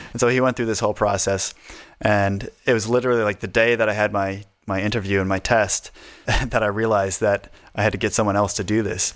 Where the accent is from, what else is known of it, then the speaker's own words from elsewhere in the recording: United States; accent: northern; moved away as an adult; now in Australia; I have a, I guess, a northern accent, they think I'm Canadian